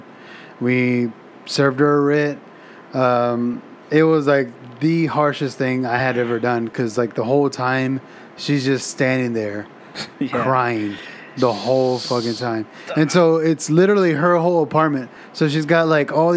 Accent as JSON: {"language": "English", "region": "Texas", "country": "United States", "said": "I'm from Texas, so we say chunk"}